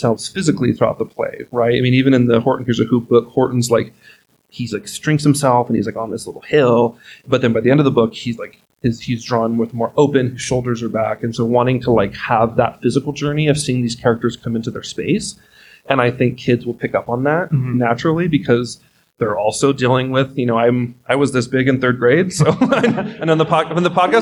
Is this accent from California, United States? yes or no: yes; Los Banos, California, United States; now in Reno, United States; my hometown of Los Banos, California has a community theater